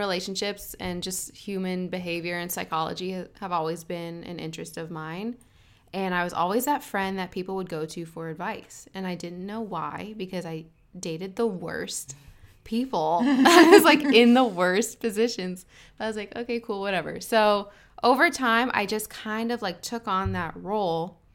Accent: Arcadia, California, United States; also born or lived in San Fernando Valley, California; Born and raised, all started Southern California. Arcadia

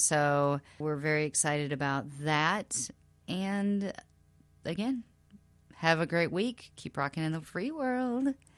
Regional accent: South Carolina, United States; moved away; my very, very small, small southern hometown in South Carolina

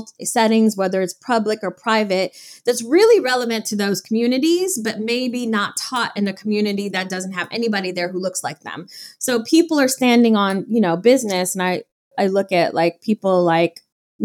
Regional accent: Detroit, Michigan, United States; growing up in Detroit, Michigan

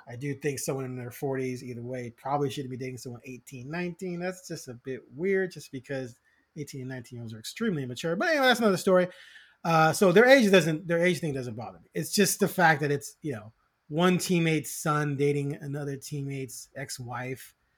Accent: Chicago, Illinois, United States; now in Portland, United States; I'm originally from Chicago.

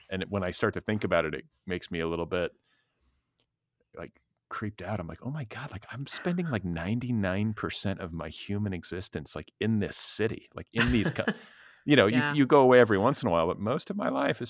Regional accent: Milwaukee, Wisconsin, United States; born there; moved away; I mean, I moved around a little bit and kind of lost I was born in Milwaukee. So then we left and I kind of lost everything.

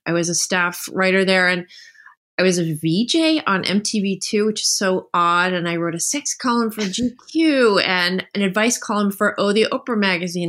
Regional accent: New Jersey, United States; I grew up in New Jersey

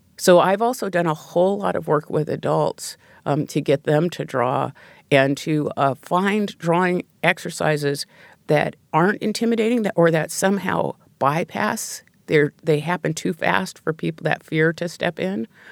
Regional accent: Pacific Northwest, United States; I grew up in the Pacific Northwest

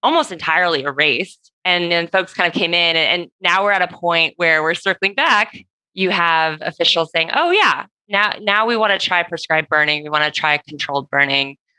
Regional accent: California, United States; as a Californian

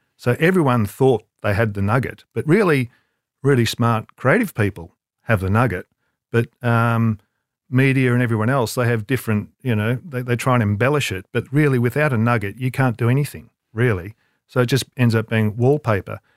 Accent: Melbourne, Victoria, Australia; moved away; in Melbourne, I'd grew up in Melbourne

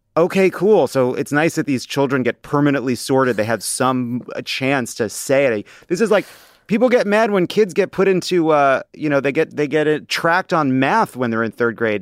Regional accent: Long Island, New York, United States; growing up on Long Island

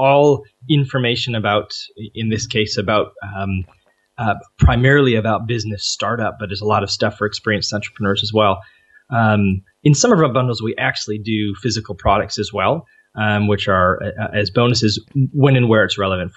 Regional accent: Canada; we're Canadian

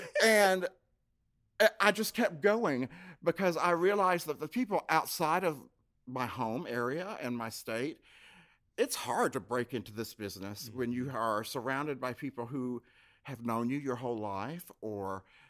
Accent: North Carolina, United States; born or raised there; moved away as an adult; also born or lived in Louisville, Kentucky / Nashville, Tennessee

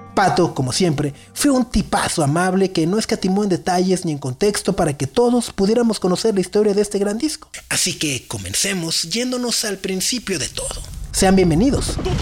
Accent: Mexico; also born or lived in central Mexico; En el norte de nuestro país

